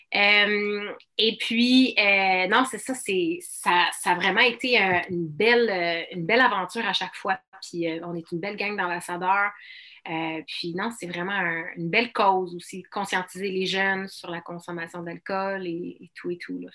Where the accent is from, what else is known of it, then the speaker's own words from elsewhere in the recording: Outaouais, Quebec, Canada; la région de l'Outaouais, mon patelin